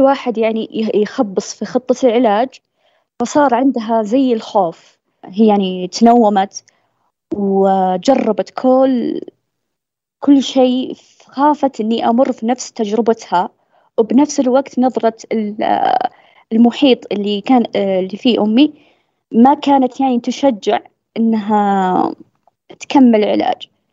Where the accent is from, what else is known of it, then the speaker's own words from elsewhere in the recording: southern Saudi Arabia, Saudi Arabia; عندنا بالجنوب